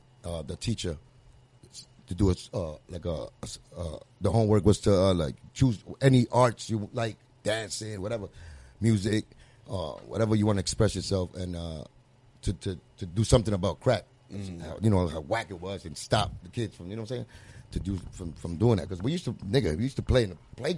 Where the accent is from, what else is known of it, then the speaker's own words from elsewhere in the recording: Puerto Rico; now in United States; It was just that mentality of mine, like coming into to really America, because I came from Puerto Rico. This was America, you know what I'm saying?